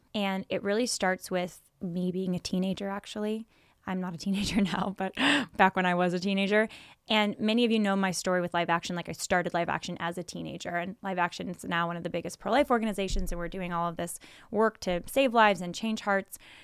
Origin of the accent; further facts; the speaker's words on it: Silicon Valley, California, United States; growing up in Silicon Valley, California